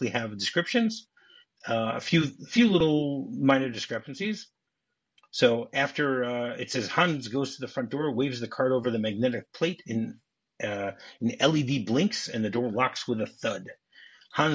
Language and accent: English; Detroit, Michigan, United States; I grew up in Detroit, you know, Michigan Bell